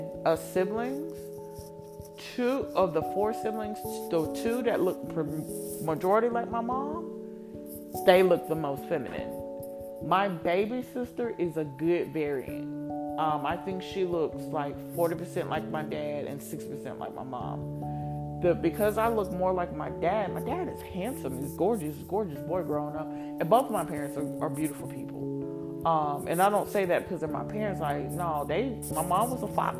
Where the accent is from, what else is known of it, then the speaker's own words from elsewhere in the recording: Columbus, United States; moved away as an adult; also born or lived in rural Georgia; I don't look like these local girls I grew up in Columbus